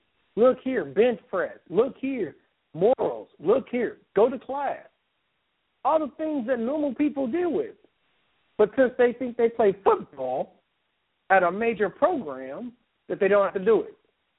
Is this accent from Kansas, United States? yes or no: yes; Kansas, United States; I'm from Kansas and I love KU basketball